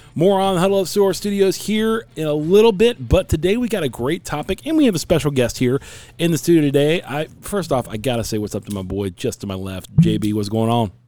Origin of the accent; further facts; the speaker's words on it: Cincinnati, Ohio, United States; now in Phoenix, United States; I'm a Cincinnati boy, so born and raised in Ohio